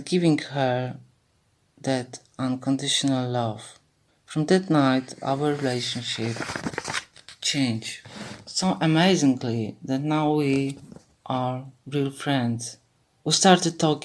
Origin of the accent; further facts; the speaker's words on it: Warsaw, Masovian Voivodeship, Poland; I'm 58 old from Warsaw, Poland.